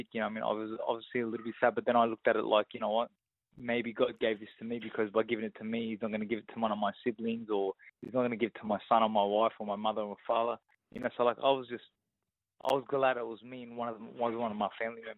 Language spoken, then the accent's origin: English; Ingleburn, New South Wales, Australia; accent: Aussie; growing up in Ingerding